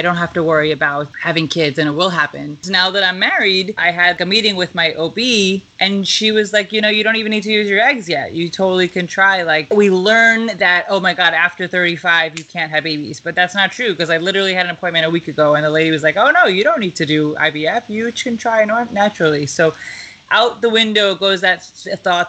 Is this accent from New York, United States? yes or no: yes; Lake Success, New York, United States; also born or lived in Albany, United States / Dar es Salaam, Tanzania; now in Manhattan, United States; I am from Long Island. I grew up in Lake Success, Jamaica.